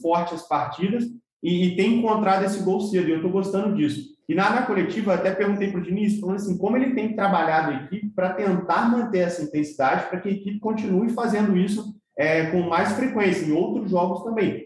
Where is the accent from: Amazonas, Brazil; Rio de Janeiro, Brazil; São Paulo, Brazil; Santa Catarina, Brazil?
Rio de Janeiro, Brazil; Volta Redonda; moved away; eu sou de Volta Redonda, minha família é Volta Redonda